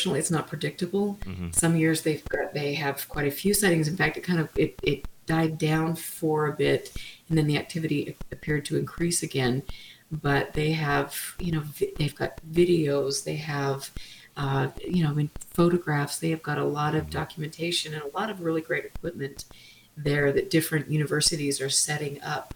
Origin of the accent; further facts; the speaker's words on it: Utah, United States; I'm from Utah